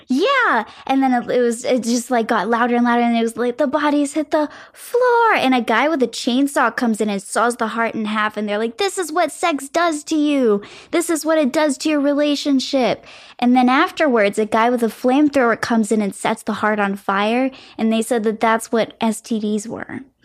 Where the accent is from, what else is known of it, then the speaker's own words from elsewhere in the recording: Florida, United States; moved away; It was actually where I was born. And so it feels like I'm coming back to my hometown almost